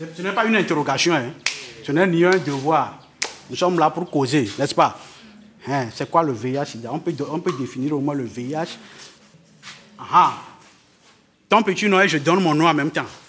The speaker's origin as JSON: {"language": "French", "town": "Tabligbo", "region": "Maritime", "country": "Togo", "tie": "born or raised there", "also_born_or_lived": "Lomé", "said": "j'ai grandi ici à Tablebo. J'ai commencé l'école à Tablebo ici"}